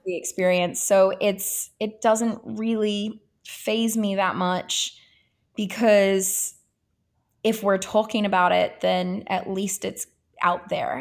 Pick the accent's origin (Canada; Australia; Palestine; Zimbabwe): Australia; moved away as an adult; also born or lived in Italy; now in United States; I am Australian and I, I grew up there.